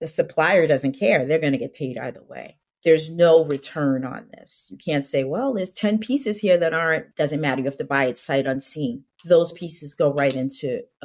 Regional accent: New York City, New York, United States; I grew up on Staten Island

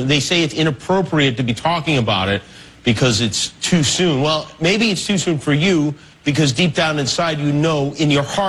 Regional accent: Las Vegas, Nevada, United States; moved away; Las Vegas, which happens to be my hometown

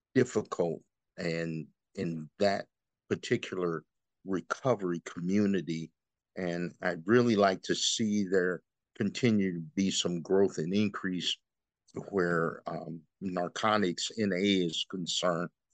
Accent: Freeport, Illinois, United States; I'm from Freeport originally

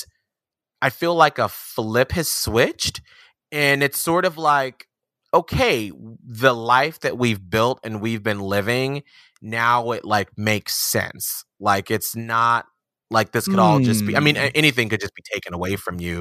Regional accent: Atlanta, Georgia, United States; I'm from Atlanta, Georgia

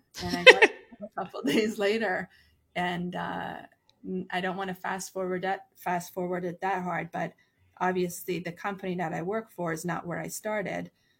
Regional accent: Canada; So it's just every person that I came across at that phase of my life just became what I didn't have growing up in Canada.

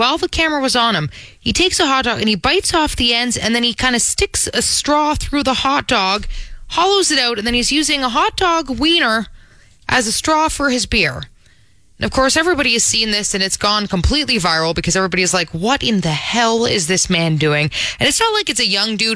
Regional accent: Toronto, Ontario, Canada; if you're from Toronto, like I am, you know that you don't say that second T.

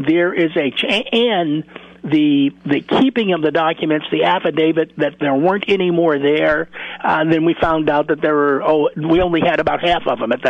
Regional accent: Chicago, Illinois, United States; I grew up in Chicago

